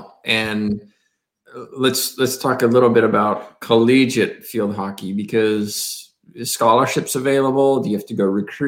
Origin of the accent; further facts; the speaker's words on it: United Kingdom; my experience is obviously growing up in England and Wales.